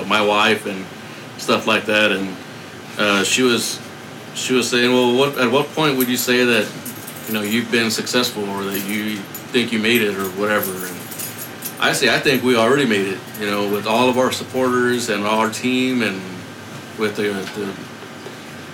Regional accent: San Antonio, Texas, United States; and I'm from San Antonio

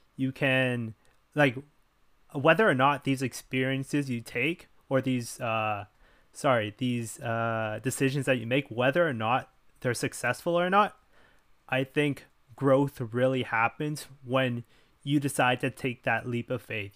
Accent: Richmond Hill, Ontario, Canada; I was raised in Canada, well, specifically in Richmond Hill, Ontario.

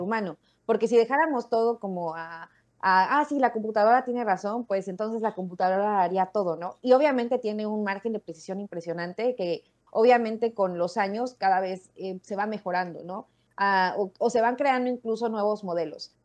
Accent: Mexico City, Mexico; yo crecí en México, en la Ciudad de México en específico

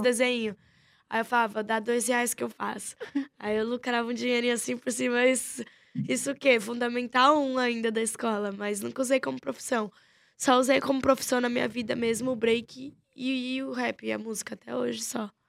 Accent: São Paulo, Brazil; Nasci em São Paulo. Se eu não me engano, eu sou tão jaraguaense que devo ter nascido lá pros lados de Pirituba, Jaraguá e Taipas também

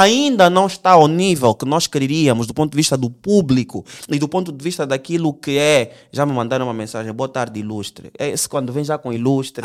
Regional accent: Angola; nós somos angolanos

